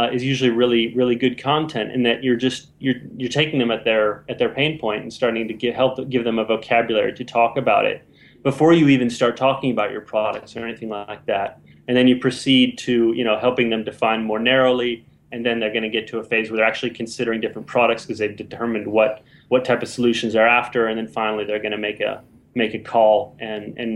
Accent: United States; now in London, United Kingdom; I'm an American digital marketer working for Velocity Partners in London

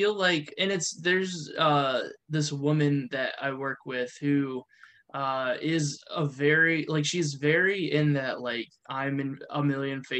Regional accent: Ohio, United States; moved away; we're from Ohio.

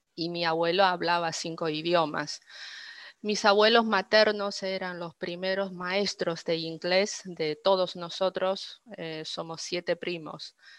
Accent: Dalian, Liaoning, China; first language Chinese; Spanish is a second language; moved away as an adult; also born or lived in Beijing; now in Argentina; soy originaria de Dalian, una ciudad costera hermosa en el norte de China

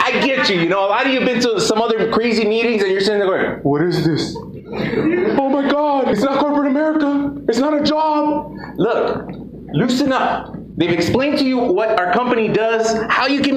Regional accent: United States; I grew up in Lincoln Heights

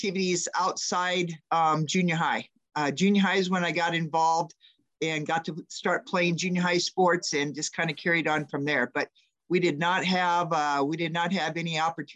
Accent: Iowa, United States; moved away as an adult; also born or lived in Denison, Iowa / Manning, Iowa / Harlan, Iowa / Northwest Missouri State University, Missouri; now in Idaho, United States; I grew up in Iowa. I was a little Midwest girl

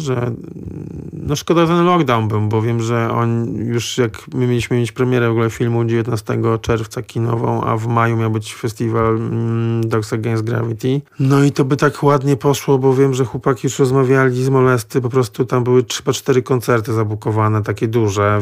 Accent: Gdańsk, Pomeranian Voivodeship, Poland; ja jestem z Gdańska

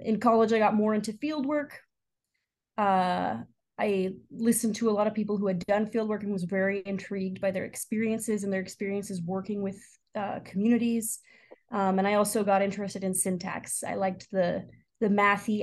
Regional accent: San Diego, California, United States; moved away as an adult; also born or lived in Stanford; now in Chicago, United States; I'm originally from San Diego, but calling in now from Chicago.

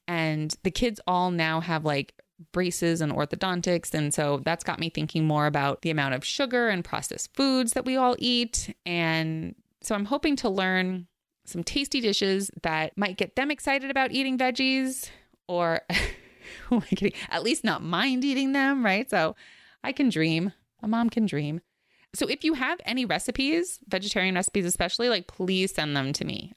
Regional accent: New York City, New York, United States; where I grew up in Queens, we were near the beach

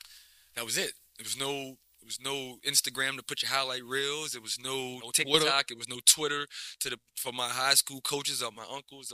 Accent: New Orleans, Louisiana, United States; born and raised in New Orleans East.

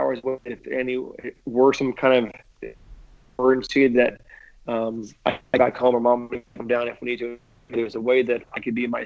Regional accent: Cheney, Washington, United States; my hometown in Cheney

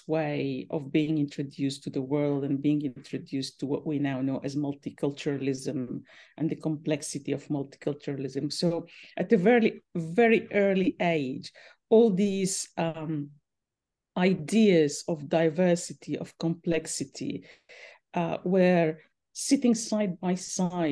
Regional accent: Khartoum North, Khartoum, Sudan; now in Brisbane, Australia; I grew up in Khartoum North by the Nile, the River Nile.

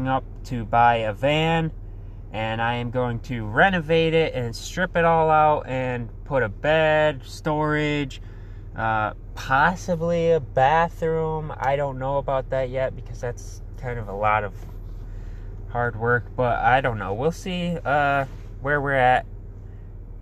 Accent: Muskegon, Michigan, United States; I am from Muskegon, Michigan. I've been born and raised here.

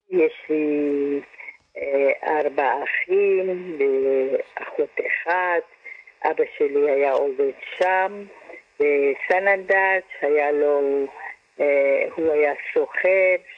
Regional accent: Sanandaj, Kurdistan, Iran; moved away; also born or lived in Kermanshah, Iran; אני נולדתי בקרמנשה, במדינת, אה, באיראן, וגדלתי בסננדה.

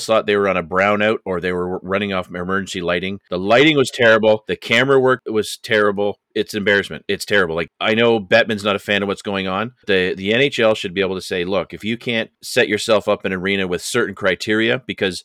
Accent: Canada; I'm Canadian

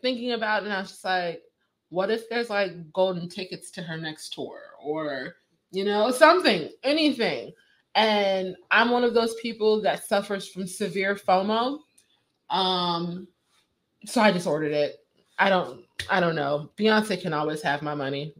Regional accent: Virginia, United States; I'm from Virginia

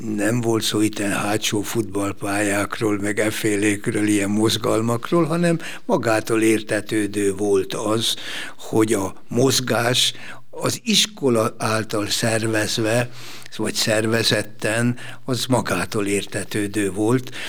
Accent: Szigetköz, Győr-Moson-Sopron, Hungary; moved away; Én egy kis faluban születtem, és egy kis faluban nőttem fel a sziget közben

